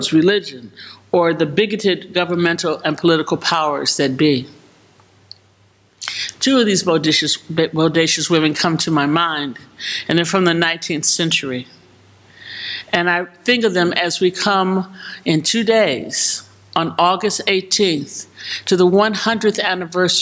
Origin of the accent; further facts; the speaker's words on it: Chicago, Illinois, United States; my hometown of Chicago